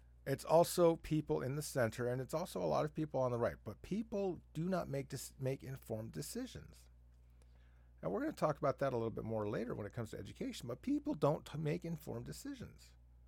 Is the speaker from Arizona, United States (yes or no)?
yes; Arizona, United States; now in Washington, United States; I like to travel from Washington to where I grew up in Southern Arizona.